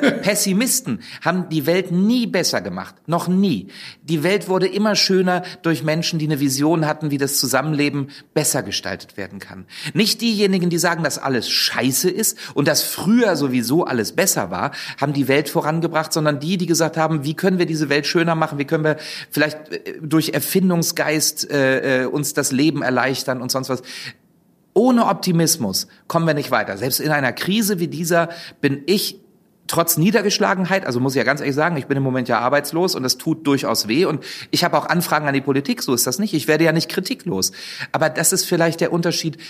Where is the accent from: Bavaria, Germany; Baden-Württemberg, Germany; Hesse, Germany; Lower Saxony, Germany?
Lower Saxony, Germany; Wolfsburg; moved away; ich komme ja ursprünglich aus Wolfsburg.